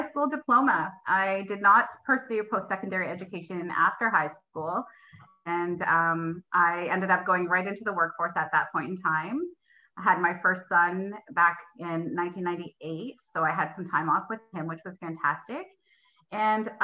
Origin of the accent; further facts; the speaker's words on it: Simcoe County, Ontario, Canada; moved away as an adult; also born or lived in Alliston / Pembroke-Petawawa; now in Pembroke, Canada; I grew up down in Simcoe County